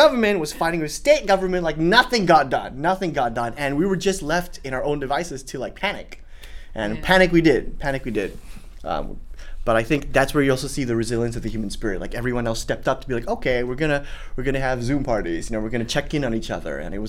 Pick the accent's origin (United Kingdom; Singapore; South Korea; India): Singapore; now in United States; when I first came to the States, it was like, oh, you know, I'm a Singaporean. I have the ability to extricate myself and run back to Singapore at any one time.